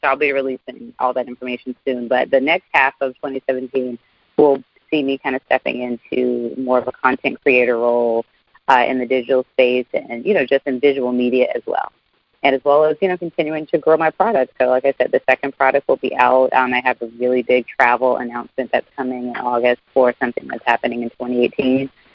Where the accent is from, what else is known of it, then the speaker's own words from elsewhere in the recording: Alabama, United States; my home state of Alabama